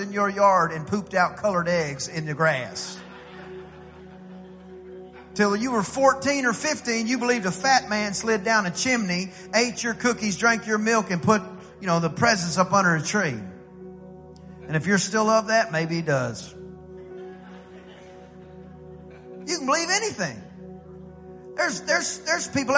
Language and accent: English; East Texas, United States; I'm from East Texas